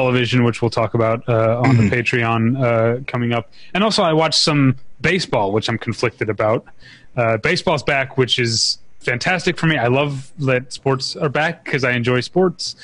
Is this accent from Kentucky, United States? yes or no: no; St. Louis, Missouri, United States; I'm from St. Louis, which is where, you know, it's a drinking town with a baseball problem